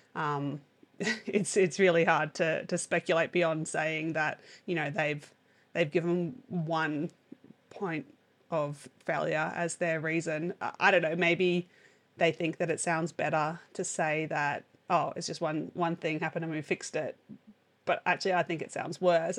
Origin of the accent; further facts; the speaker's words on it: Australia; as an Australian